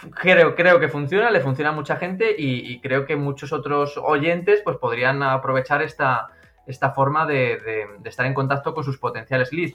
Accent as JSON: {"language": "Spanish", "area": "a town in Madrid", "region": "Community of Madrid", "country": "Spain", "moved": "as an adult", "lives_now": "Tenerife, Spain", "said": "un pueblo que soy yo de Madrid"}